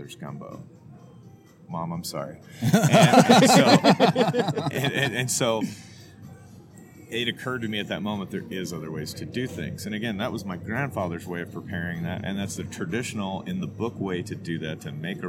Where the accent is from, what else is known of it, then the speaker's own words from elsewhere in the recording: Southeast Texas, United States; also born or lived in South Louisiana; I'm from Southeast Texas, family from South Louisiana. I spent a lot of time there as a child